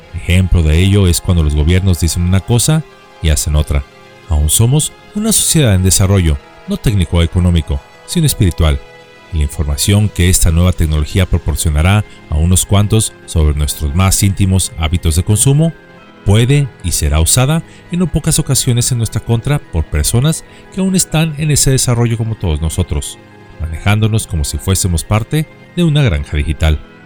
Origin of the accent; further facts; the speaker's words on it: Mexico; en nuestro país, México